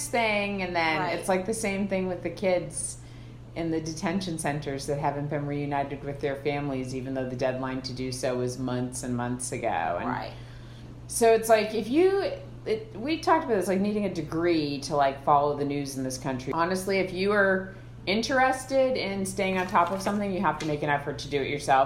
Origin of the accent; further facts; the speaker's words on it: Massachusetts, United States; growing up in Massachusetts